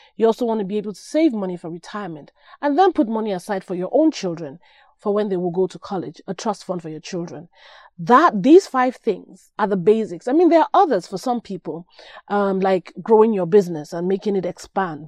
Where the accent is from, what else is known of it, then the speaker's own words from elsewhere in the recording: Nigeria; moved away; I'm Nigerian